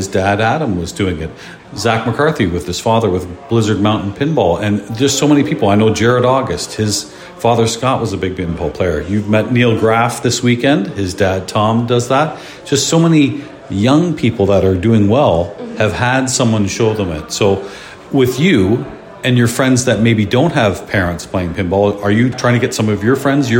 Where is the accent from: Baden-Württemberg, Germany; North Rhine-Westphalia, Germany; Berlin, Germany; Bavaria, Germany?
Berlin, Germany; I'm from Berlin.